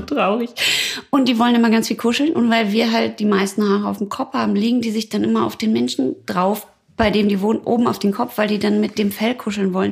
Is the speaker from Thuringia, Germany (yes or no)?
no; Ruhr area, North Rhine-Westphalia, Germany; ich komme ja aus dem Pott